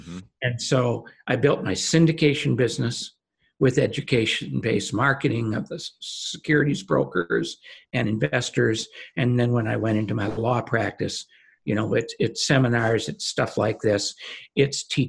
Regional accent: Minnesota, United States; moved away as an adult; now in California, United States; born and raised in Minnesota, got married in Minnesota, and in 1979 left Minnesota to come to California

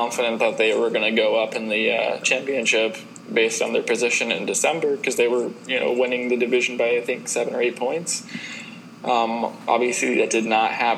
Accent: United States; I'm also American

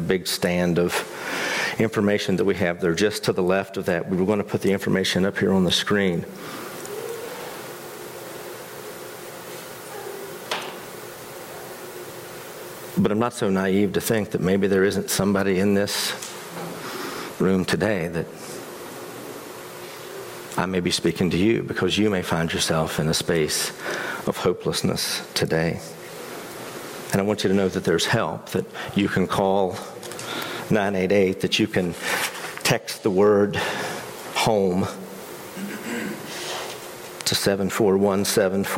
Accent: West Virginia, United States; moved away; my home state of West Virginia

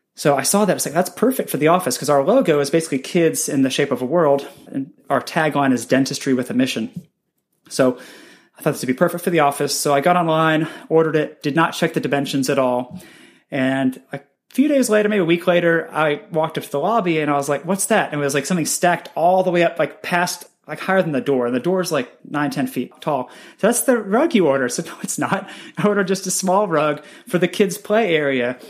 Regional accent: Dallas, Texas, United States; moved away as an adult; also born or lived in Nashville, Tennessee; now in Birmingham, United States; I grew up in Dallas, Texas

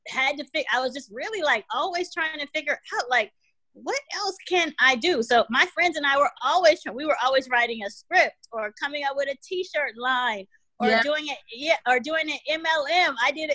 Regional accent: California, United States; also born or lived in Washington, D.C.; my mom and I moved to California when I was about 7

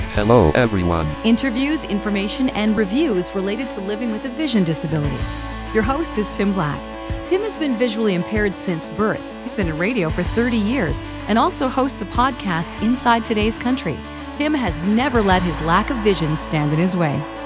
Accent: Texas, United States; I'm originally from Texas

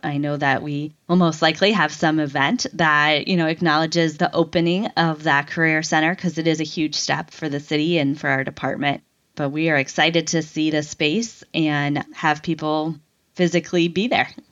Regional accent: Cortland, Ohio, United States; moved away; I grew up in Cortland, Ohio. which is about an hour and a half from Cleveland

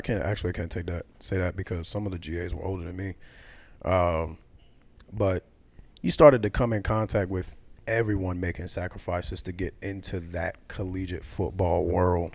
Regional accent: the South, United States; also born or lived in New York; I'm a Southerner by blood

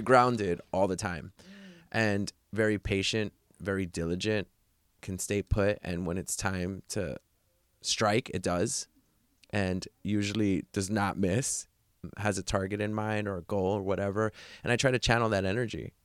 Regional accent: New York City, New York, United States; moved away; my hometown, New York City

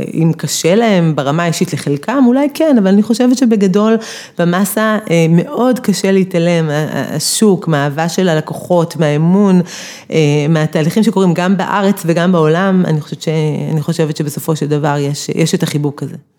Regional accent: Beersheba, Southern District, Israel; אני מבאר שבע

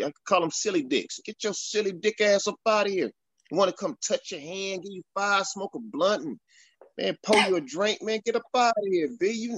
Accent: Dallas, Texas, United States; I'm from Oak Cliff. I'm from Oak Cliff, Texas. That's the inner city of Dallas.

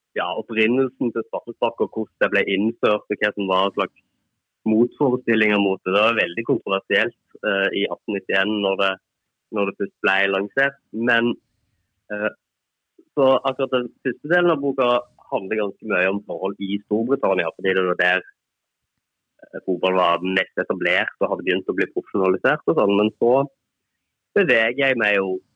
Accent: Bryne, Rogaland, Norway; moved away; jeg er fotballjournalist og kommer fra Bryne

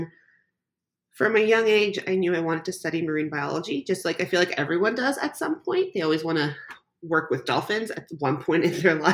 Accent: Canada; also born or lived in Croatia; Growing up, I moved to Canada when I was a baby. I was born in Croatia, and almost every summer, my parents would ship my sister and I back to Croatia

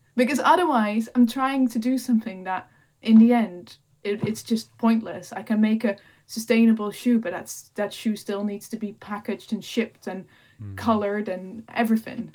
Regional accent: Netherlands; moved away as an adult; also born or lived in Peak District, United Kingdom; now in United Kingdom; I'm originally from the Netherlands, which is probably the flattest country uh, in Europe or even the world

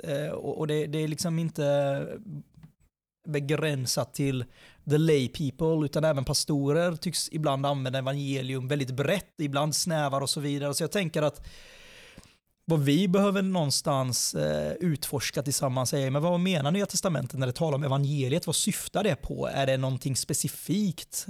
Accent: Sweden; född och uppvuxen i Sverige

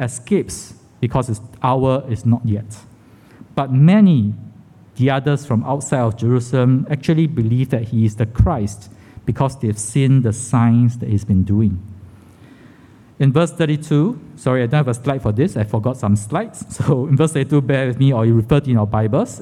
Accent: Singapore; I was born in Kandang Kerbau Hospital, KKH, the old name, right? My home address at that time was along Jalan Tiga Ratus. So I wasn't sure what it looked like because I moved when I was less than 2 years old

